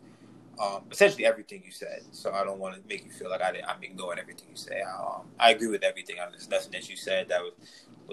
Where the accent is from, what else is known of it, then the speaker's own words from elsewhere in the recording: New York City, New York, United States; growing up in New York City